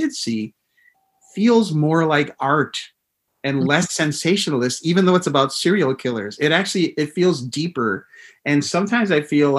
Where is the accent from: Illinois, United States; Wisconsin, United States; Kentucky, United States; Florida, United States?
Wisconsin, United States; I'm from Wisconsin